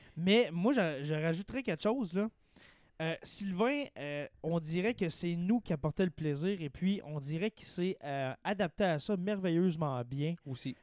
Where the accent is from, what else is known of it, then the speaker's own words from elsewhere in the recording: Témiscamingue, Quebec, Canada; moved away; moi, et Marc-André Caron, on est deux du Témiscamingue